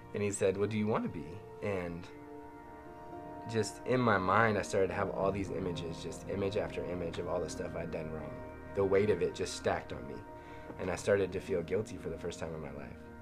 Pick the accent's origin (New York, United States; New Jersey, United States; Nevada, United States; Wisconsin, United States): Nevada, United States; Las Vegas; I grew up in Las Vegas